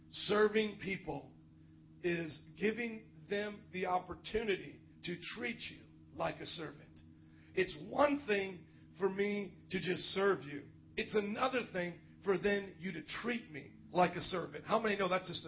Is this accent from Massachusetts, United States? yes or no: no; Indiana, United States; Growing up in Indiana, Lester Sumrall was like a hometown hero